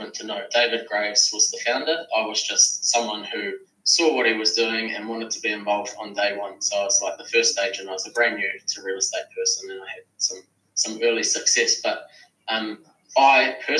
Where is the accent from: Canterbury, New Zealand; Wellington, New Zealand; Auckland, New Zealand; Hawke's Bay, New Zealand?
Wellington, New Zealand; Kapiti Coast; I am from the Kapiti Coast, north of Wellington